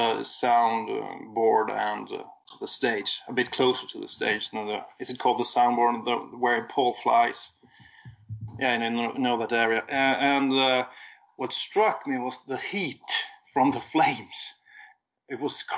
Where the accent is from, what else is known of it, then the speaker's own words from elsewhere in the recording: Sweden; accent: Swedish; English is a second language; my Swedish accent